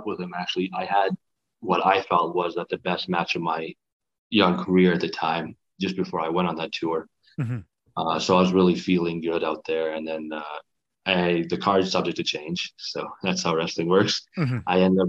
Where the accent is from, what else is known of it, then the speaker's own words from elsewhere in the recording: Kosovo; I didn't want it to be just because I'm from Kosovo and you guys are Canadians kind of thing.